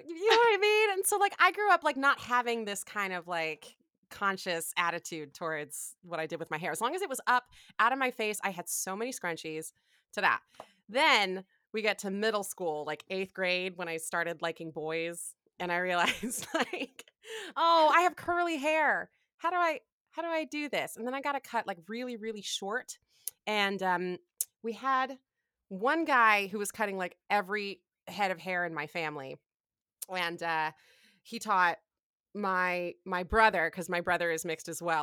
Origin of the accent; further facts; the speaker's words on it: Ann Arbor, Michigan, United States; I'm from Ann Arbor, Michigan